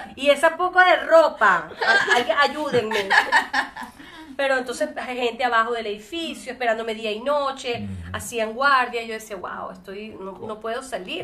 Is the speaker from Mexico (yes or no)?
no; Venezuela; moved away as an adult; el único lugar que podría decir que soy es de Venezuela